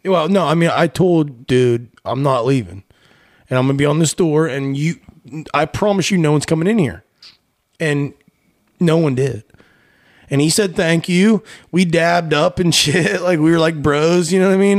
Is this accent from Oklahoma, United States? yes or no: no; town along I-79, Pennsylvania, United States; moved away; we actually stopped in my hometown